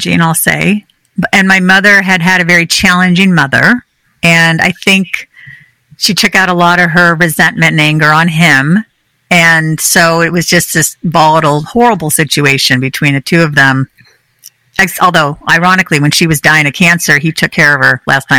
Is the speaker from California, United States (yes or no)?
yes; California, United States; I grew up in California.